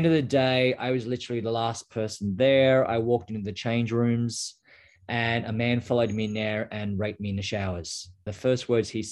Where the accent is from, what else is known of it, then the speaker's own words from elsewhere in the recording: Australia; moved away as an adult; now in United States; I grew up in a small little town just outside of Canberra